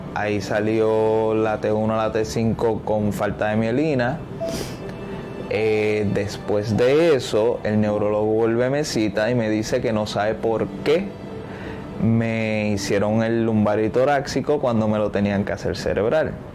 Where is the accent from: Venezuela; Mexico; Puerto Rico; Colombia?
Puerto Rico; Cataño; soy de Cataño